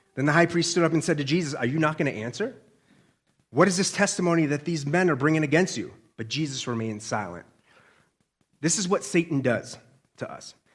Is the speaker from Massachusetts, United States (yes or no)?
yes; Boston, Massachusetts, United States; accent: Boston; I'm a Bostonian